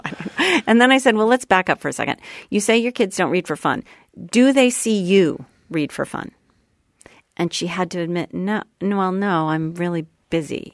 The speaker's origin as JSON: {"language": "English", "town": "Sherborn", "region": "Massachusetts", "country": "United States", "tie": "born or raised there", "said": "I grew up right outside of Boston"}